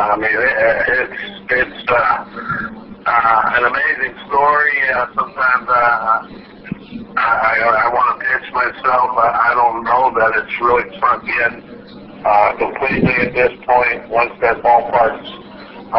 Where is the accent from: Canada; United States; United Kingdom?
United States; Biloxi, Mississippi; downtown Biloxi, just a few blocks from where I grew up